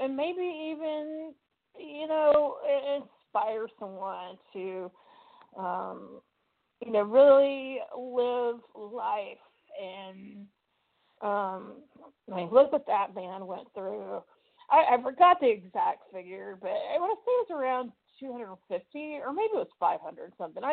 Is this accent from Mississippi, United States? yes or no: yes; Mississippi, United States; accent: southern; moved away as an adult; I'm from Mississippi